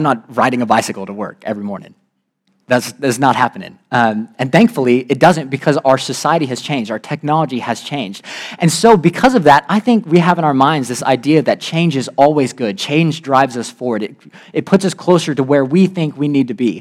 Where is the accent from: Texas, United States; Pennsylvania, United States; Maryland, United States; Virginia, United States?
Virginia, United States; I'm from Virginia